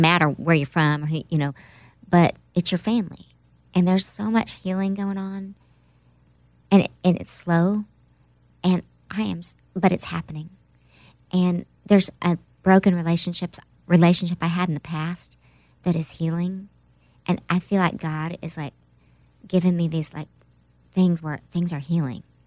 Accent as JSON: {"language": "English", "region": "Oklahoma", "country": "United States", "also_born_or_lived": "New York", "moved": "yes", "said": "I'm from Oklahoma, so that's my home"}